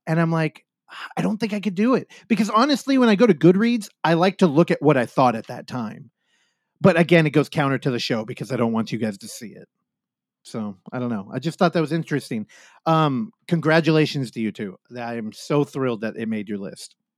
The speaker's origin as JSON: {"language": "English", "area": "Bay Area", "region": "California", "country": "United States", "said": "I come from the Bay Area"}